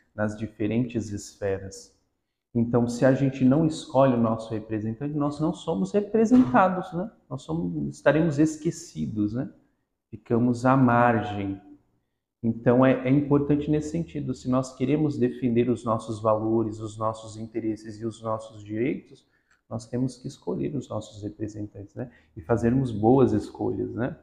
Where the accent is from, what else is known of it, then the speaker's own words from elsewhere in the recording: Guarujá, São Paulo, Brazil; also born or lived in Paraíba; now in Santos, Brazil; nasci no Nordeste, na Paraíba, mas passei praticamente toda a minha vida na cidade do Guarujá, onde eu cresci